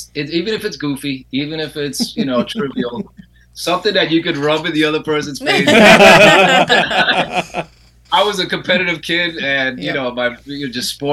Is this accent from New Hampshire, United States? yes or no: no; New Jersey, United States; moved away as an adult; now in Florida, United States; I'm from Jersey